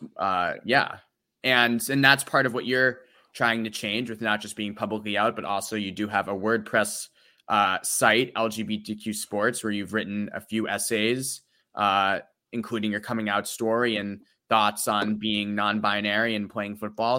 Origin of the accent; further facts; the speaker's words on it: Natick, Massachusetts, United States; I'm from Doug Fluty's hometown